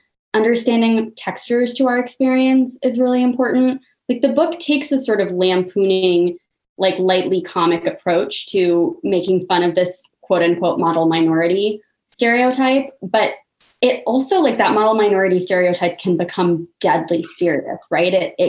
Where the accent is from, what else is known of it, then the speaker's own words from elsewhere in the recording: United States; I grew up in the suburbs, which I thought were total no places, like cookie cutter homes. The subdivision I grew up in was called Deerfield East 2, like not even Deerfield East